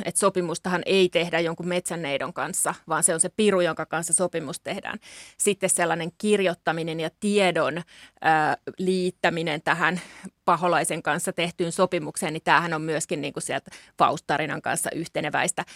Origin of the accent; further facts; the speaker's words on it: Central Finland, Finland; mä oon esimerkiksi kotoisin Keski-Suomesta